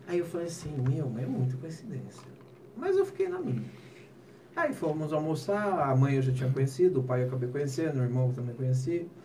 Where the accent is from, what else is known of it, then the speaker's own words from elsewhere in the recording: Jundiaí, São Paulo, Brazil; eu sou de Jundiaí, né? Eu sou de Jundiaí.